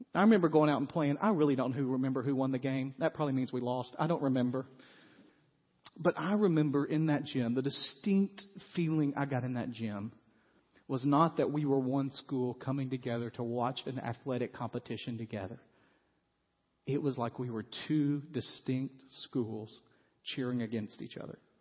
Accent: United States; we as white American Christians

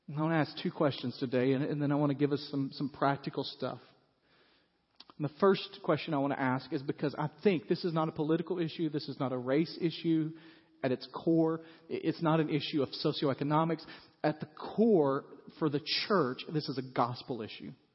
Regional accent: United States; we as white American Christians

